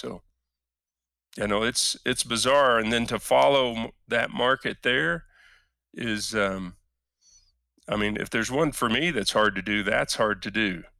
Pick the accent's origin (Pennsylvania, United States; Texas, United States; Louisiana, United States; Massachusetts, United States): Texas, United States; Canadian; I grew up as in Canadian Texas, little town in Texas, but a math kid.